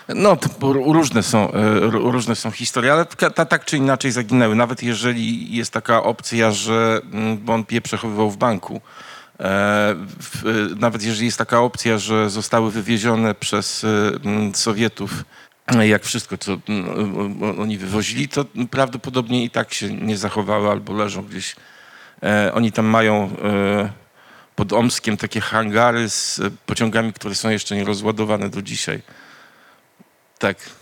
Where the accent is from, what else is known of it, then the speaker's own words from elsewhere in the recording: Międzyrzecz, Lubusz Voivodeship, Poland; ja jestem właśnie z Mezelis e, Obrawalde, Polen, czyli Międzyrzecz Wielkopolski.